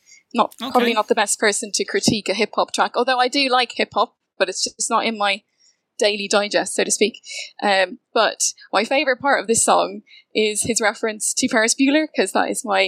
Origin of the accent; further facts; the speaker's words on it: Dublin, Leinster, Ireland; accent: posh South County Dublin; also born or lived in St Albans; People get very confused about my accent because I'm from the South County Dublin, which is posh. You get a posh kind of accent.